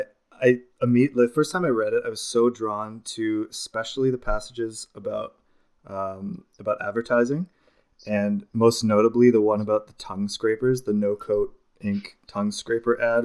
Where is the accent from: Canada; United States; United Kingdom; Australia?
Canada; as a Canadian